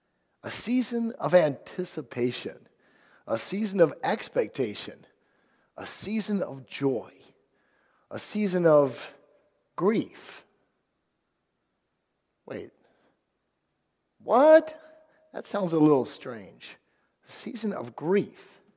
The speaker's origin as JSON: {"language": "English", "region": "Virginia", "country": "United States", "tie": "born or raised there", "said": "But so I grew up on Virginia, and for years we were never great."}